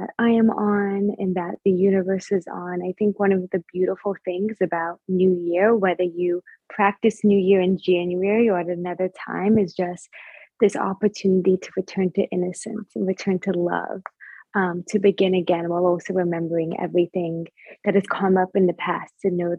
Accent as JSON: {"language": "English", "region": "Northern Virginia", "country": "United States", "tie": "born or raised there", "said": "I grew up in Northern Virginia. Yeah, I grew up in Northern Virginia, born and bred"}